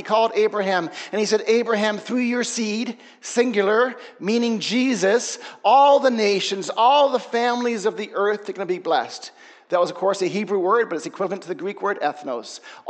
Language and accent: English; Papua New Guinea; moved away as an adult; also born or lived in Australia / England; I'm from England. My family's British. I was born in Australia. I grew up in Papua New Guinea till I was 18 years old. And then I went to Bible school in the States.